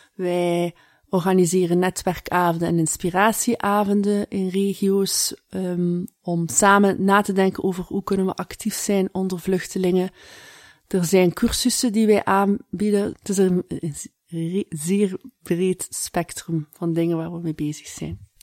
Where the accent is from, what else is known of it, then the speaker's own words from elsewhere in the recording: Ghent, Flanders, Belgium; ik kom uit Gent.